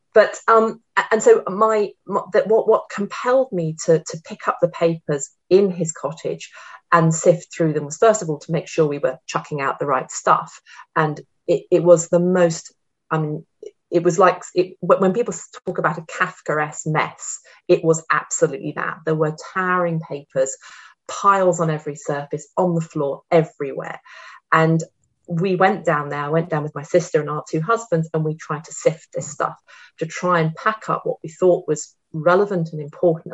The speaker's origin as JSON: {"language": "English", "country": "United Kingdom", "said": "I'm ostensibly British, but I also have an Austrian passport nowadays"}